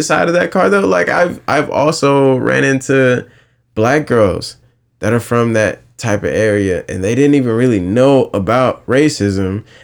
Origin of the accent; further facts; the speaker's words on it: North Myrtle Beach, South Carolina, United States; I'm from North Myrtle Beach. My grandparents are from North Myrtle Beach.